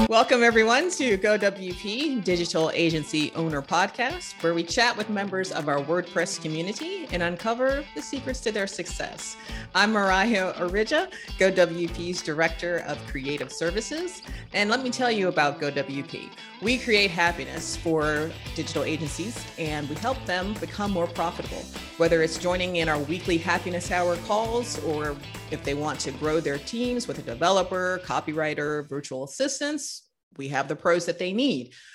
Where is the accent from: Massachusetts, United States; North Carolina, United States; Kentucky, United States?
North Carolina, United States; now in Chicago, United States; The pine smell that I grew up with in North Carolina